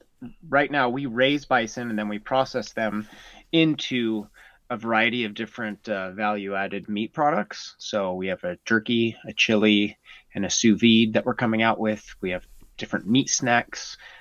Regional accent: Norway; now in United States; My dad was in the military, and so I grew up mostly in Norway. But when I was really young, we moved all over the United States.

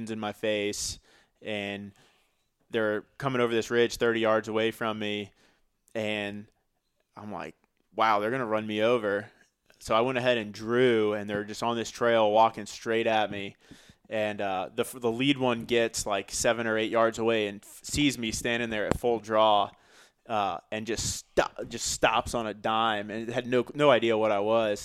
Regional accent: Missouri, United States; now in Greenville, United States; I grew up in Missouri

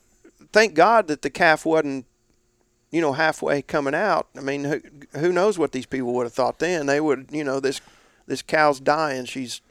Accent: Indiana, United States; northeast was my territory and my home state, Indiana.

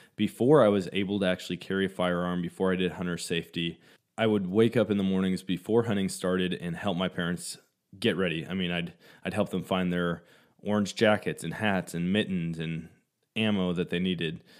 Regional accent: Eau Claire, Wisconsin, United States; moved away; Growing up in Wisconsin

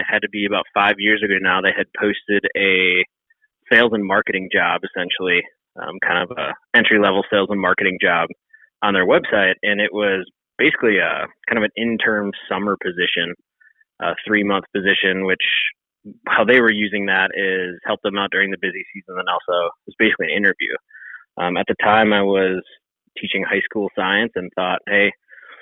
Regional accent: Wisconsin, United States; I grew up in the Midwest, born in Wisconsin, spent the majority of my life in the state of Wisconsin.

